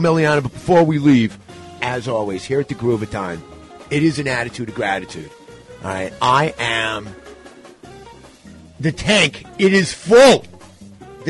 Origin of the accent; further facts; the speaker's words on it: New York City, New York, United States; as a New Yorker